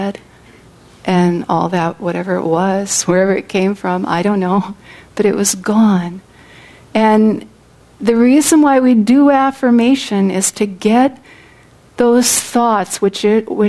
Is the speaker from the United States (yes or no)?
yes; California, United States; I come from California, which I do in this incarnation on the material plane